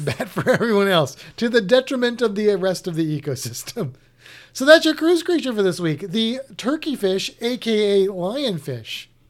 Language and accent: English; Missouri, United States; I'm from Missouri